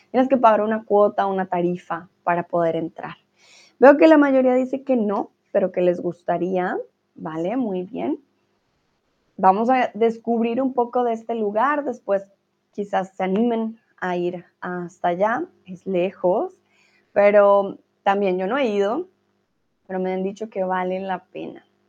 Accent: Colombia; now in Germany; soy de Colombia, pero como vivo en Alemania

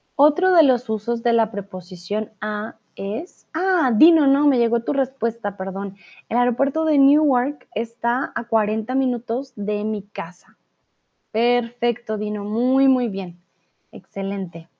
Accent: Colombia; first language Spanish; Soy de Colombia

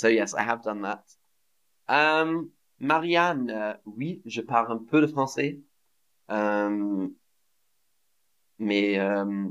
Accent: England, United Kingdom; now in Berlin, Germany; I grew up in England, but celebrating German Christmas

